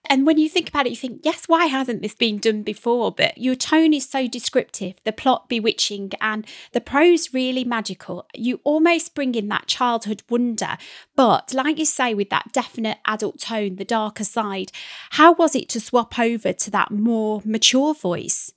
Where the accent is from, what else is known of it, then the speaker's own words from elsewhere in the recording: Midlands, United Kingdom; somebody who was born and bred in the Midlands